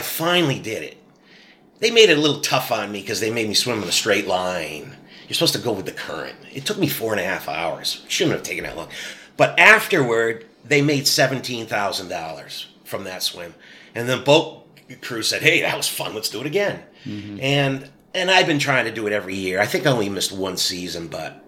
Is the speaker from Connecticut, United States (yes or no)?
yes; Connecticut, United States; moved away as an adult; now in Kittery, United States; when I grew up in Connecticut, I was captain of a high school swim team.